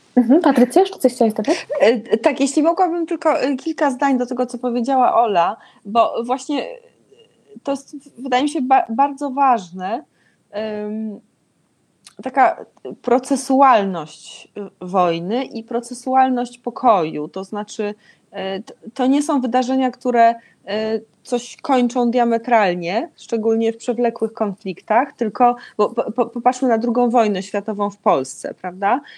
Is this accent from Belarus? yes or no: no; Israel